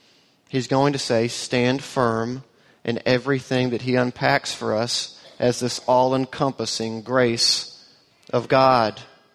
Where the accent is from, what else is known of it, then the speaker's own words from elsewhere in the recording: Auburn, Alabama, United States; now in Austin, United States; we are transplants to Austin. She grew up in East Texas. I grew up in Auburn, Alabama. Both of those places are light years away from here culturally.